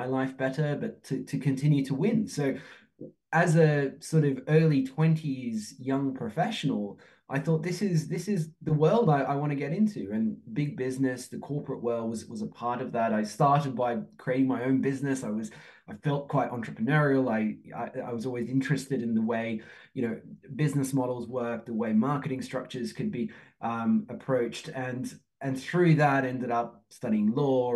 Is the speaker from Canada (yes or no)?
no; Australia; moved away as an adult; also born or lived in Turkey; now in Oxford, United Kingdom; I'm from Turkey originally, grew up in Australia, live in the UK